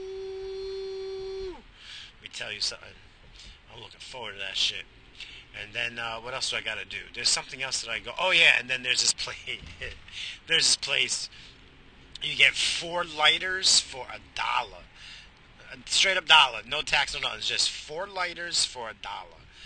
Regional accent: New York, United States; growing up in New York, pre-2000

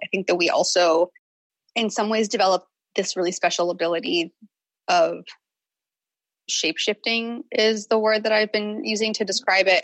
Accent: the South, United States; I grew up in the South

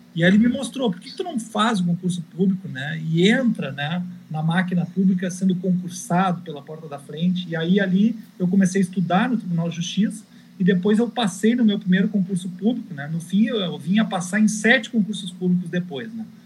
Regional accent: Rio Grande do Sul, Brazil; eu era gaúcho

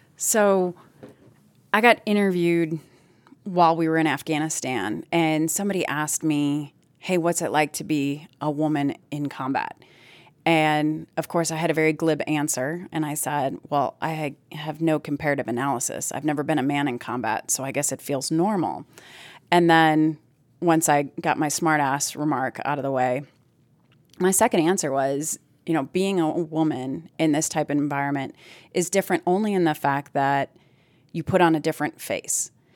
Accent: Plymouth, Wisconsin, United States; moved away; I'm originally from Plymouth, Wisconsin, which is a really small town.

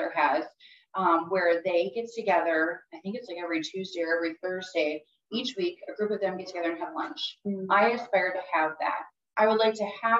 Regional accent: Morris, Minnesota, United States; moved away as an adult; also born or lived in St. Cloud, Minnesota; now in Fargo, United States; I grew up in Morris, Minnesota.

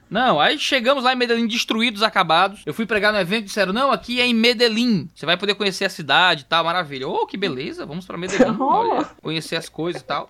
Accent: Ceará, Brazil; Saí do Ceará, couro fino, cearense.

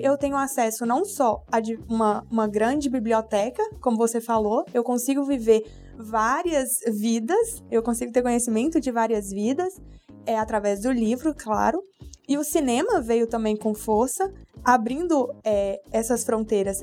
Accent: Brazil; por ter nascido no Brasil

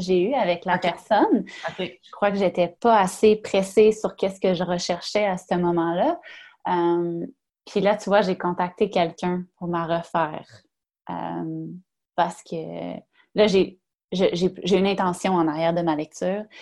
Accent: Quebec, Canada; je viens du Saguenay-Lac-Saint-Jean

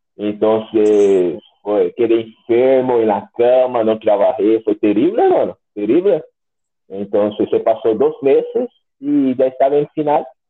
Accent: Brazil; first language Portuguese; Spanish is a second language; also born or lived in Concepción, Chile; yo soy brasileño

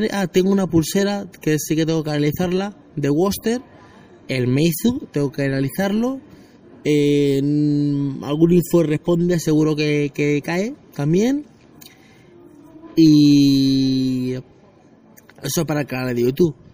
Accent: Spain; los que soy de, de España, el hospital de Alcorcón

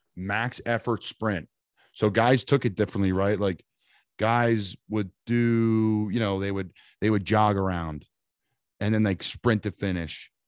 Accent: Northeast, United States; I'm from up in the Northeast.

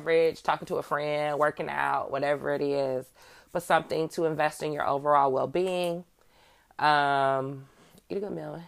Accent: Midwest, United States; I'm from the Midwest.

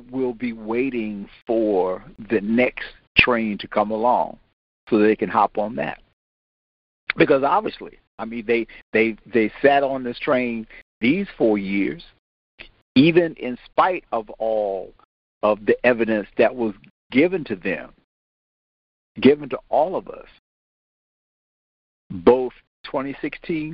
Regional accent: Washington, District of Columbia, United States; me growing up in Washington

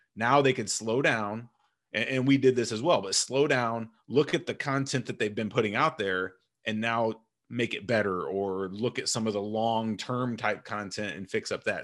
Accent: Illinois, United States; I was from Illinois, so everyone in Illinois just idolized Jordan

